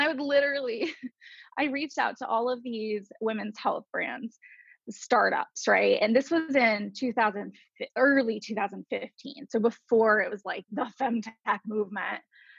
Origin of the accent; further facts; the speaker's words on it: Atlanta, Georgia, United States; born there; I was born in Atlanta, Georgia. And then I've moved 38 times in my life now.